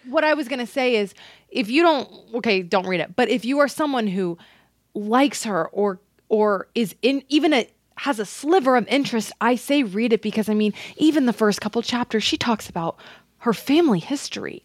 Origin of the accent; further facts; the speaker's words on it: Texas, United States; I'm from Texas